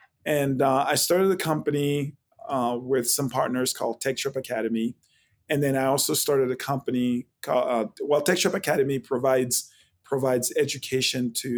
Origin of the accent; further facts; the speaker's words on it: Haiti; born there; Correct. Yeah, I was born in Haiti, and it's actually a French name